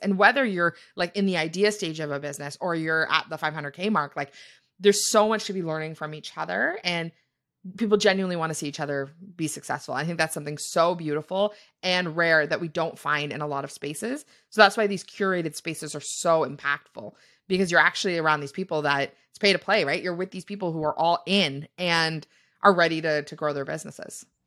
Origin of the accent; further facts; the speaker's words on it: Canada; we are from Canada